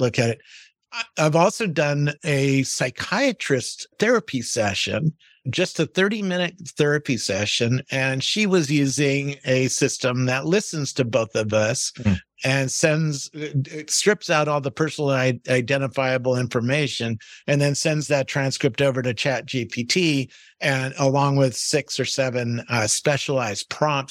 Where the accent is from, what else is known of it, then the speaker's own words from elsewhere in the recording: Cupertino, California, United States; I grew up in Cupertino, California